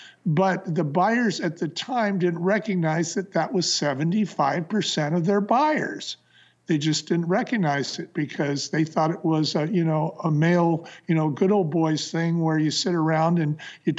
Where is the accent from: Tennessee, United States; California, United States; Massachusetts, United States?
California, United States; San Francisco; Bonnie came from Portland and I came from San Francisco. And I came north into the wine country